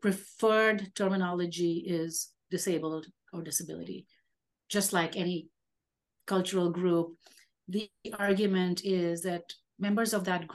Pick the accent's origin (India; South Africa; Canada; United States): India; I am Indian, Indian with a capital